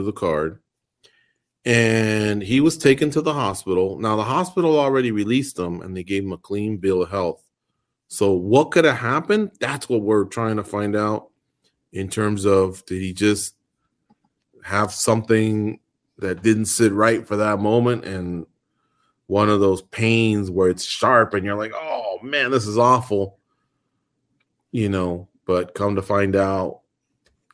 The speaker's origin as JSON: {"language": "English", "area": "Orange County", "region": "California", "country": "United States", "tie": "born or raised there", "moved": "as an adult", "lives_now": "Las Vegas, United States", "said": "We're from Orange County"}